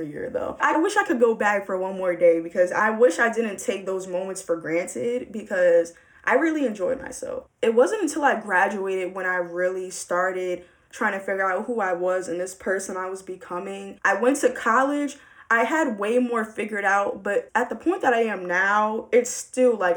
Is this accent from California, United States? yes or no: no; Baltimore, Maryland, United States; I'm from Baltimore